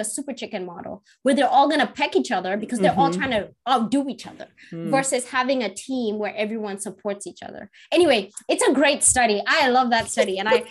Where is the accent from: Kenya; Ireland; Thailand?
Kenya; now in United States; my experience growing up as a Kenyan child